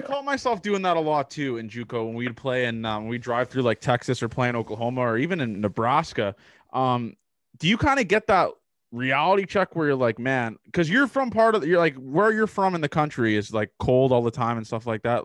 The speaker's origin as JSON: {"language": "English", "country": "Canada", "tie": "born or raised there", "said": "growing up in Canada"}